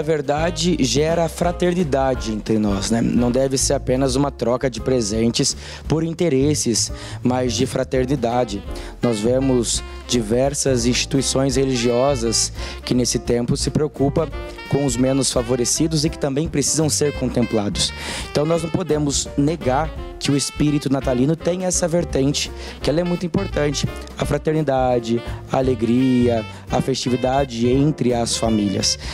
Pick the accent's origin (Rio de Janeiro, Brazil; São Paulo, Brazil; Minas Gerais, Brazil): Rio de Janeiro, Brazil; Resende; moved away as an adult; also born or lived in Sabaúna, Mogi das Cruzes; now in Mogi das Cruzes, Brazil; Recorda muito a minha cidade, eu sou do interior de Resende, uma região chamada Visconde Mauá